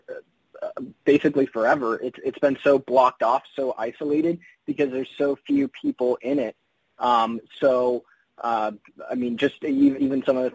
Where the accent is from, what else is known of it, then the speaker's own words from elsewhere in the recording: Windsor, California, United States; I'm from Windsor, California, which is about, let's say, 15 minutes north of Santa Rosa. But like until I was 20, it wasn't even on a map